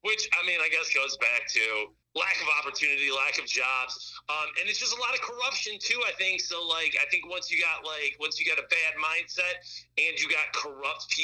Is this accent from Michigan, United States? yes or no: yes; Detroit, Michigan, United States; now in Memphis, United States; I'm from Detroit